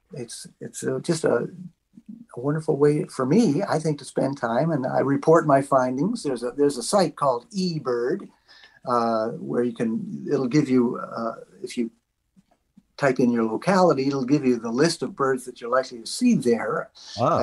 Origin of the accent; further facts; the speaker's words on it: Coshocton, Ohio, United States; now in Canada; I grew up in Coshocton, Ohio